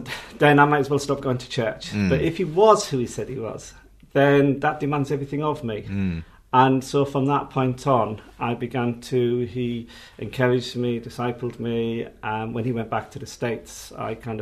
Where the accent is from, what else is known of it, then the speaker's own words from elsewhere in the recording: Hartlepool, North East England, United Kingdom; now in London, United Kingdom; I grew up in the Baptist church in a council house estate in Hartlepool